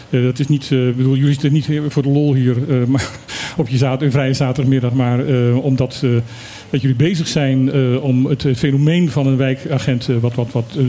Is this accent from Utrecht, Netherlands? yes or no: yes; Utrecht, Netherlands; now in Bonaire; ik ben geboren Utrechter.